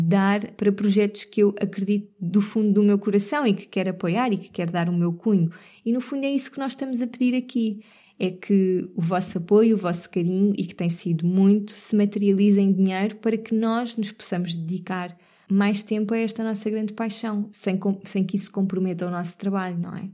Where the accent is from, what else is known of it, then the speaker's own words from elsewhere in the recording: Sintra, Lisbon, Portugal; Serra de Sintra num passeio muito mágico pela natureza, por sítios onde eu cresci